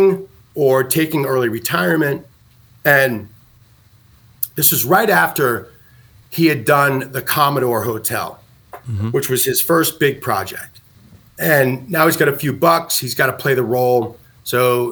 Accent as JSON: {"language": "English", "region": "New York", "country": "United States", "said": "I'm a New Yorker"}